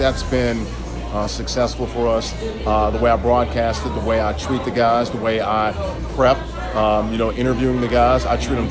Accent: Nashville, Tennessee, United States; moved away as an adult; also born or lived in Orlando / Miami / Boston / Jackson, Mississippi; now in New York, United States; I'm from Nashville

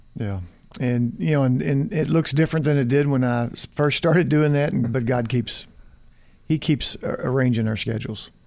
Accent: United States; I was from America

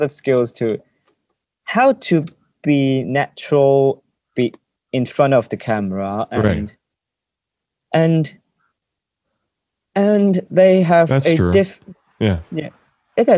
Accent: Hong Kong; English is a second language

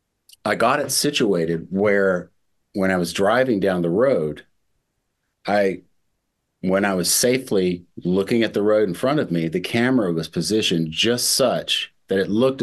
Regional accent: Mississippi, United States; moved away; also born or lived in New York City; I grew up in the South. I grew up in Mississippi

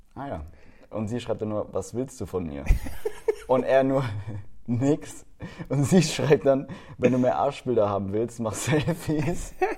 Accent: Baden-Württemberg, Germany; bei uns in Baden-Württemberg

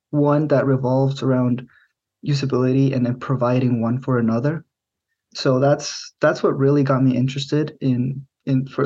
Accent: central Mexico, Mexico; also born or lived in Middle Tennessee, United States; now in United States; I was born in Middle Tennessee, here in the states, but I grew up in Central Mexico, and my family moved around a lot.

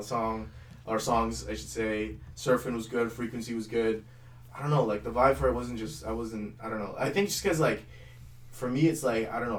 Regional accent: Mississauga, Ontario, Canada; also born or lived in Oakville, Ontario; like eight until fourteen, we lived in Mississauga

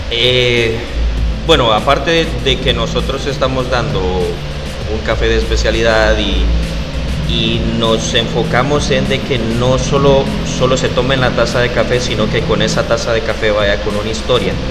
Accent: Honduras; Y nosotros venimos de Honduras. Como dijiste, la, la tienda de café se llama O Café.

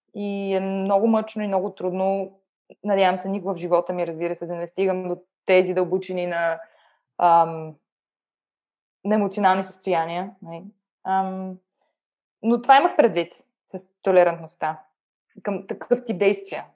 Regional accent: Bulgaria; moved away as an adult; now in Germany; съм се родила в България

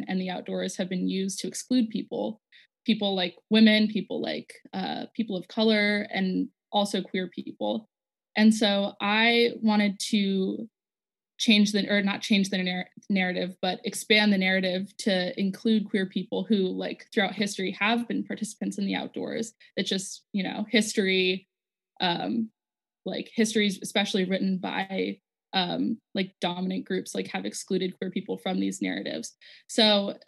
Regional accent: Las Vegas, Nevada, United States; I'm from Las Vegas, Nevada.

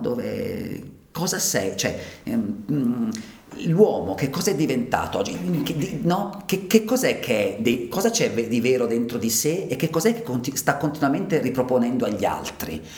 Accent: Ticino, Switzerland; moved away as an adult; essendo io ticinese, avendo lasciato il Ticino perché avevo trovato poche occasioni di lavoro

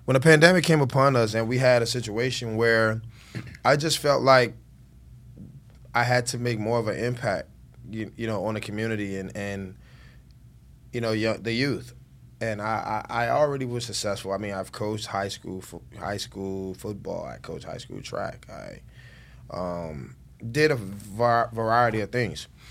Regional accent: Miami, Florida, United States; Born and raised in Miami-Dade County

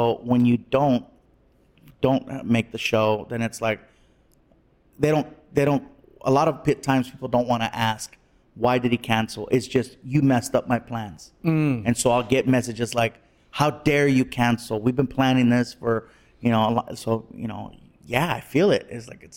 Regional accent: Long Beach, California, United States; also born or lived in San Diego / Whittier; I've been there since I was a kid. You know, I was born in San Diego, and then I lived in a bunch of different places over the course of a couple years, and then eventually my mom and I settled in Long Beach and just been there ever since

